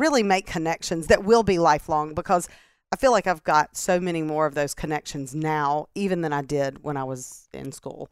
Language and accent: English; Starkville, Mississippi, United States; moved away as an adult; also born or lived in Greenwood, Mississippi / Indianola, Mississippi / Erie, Pennsylvania / North Carolina; now in Mississippi Gulf Coast, United States; we moved to Starkville, and that's where my dad and his business partners started a business. And so that's where we grew up in Starkville